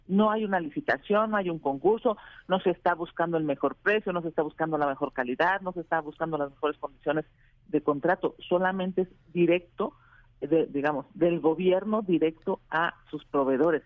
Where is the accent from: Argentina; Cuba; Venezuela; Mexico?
Mexico; somos vecinos de Estados Unidos